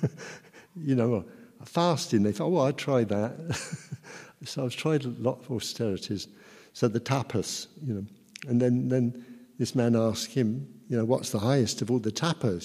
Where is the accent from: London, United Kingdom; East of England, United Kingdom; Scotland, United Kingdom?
East of England, United Kingdom; Luton; from Luton, educated in Luton.